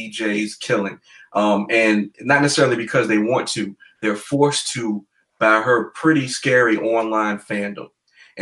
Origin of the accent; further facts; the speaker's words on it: Virginia, United States; my home state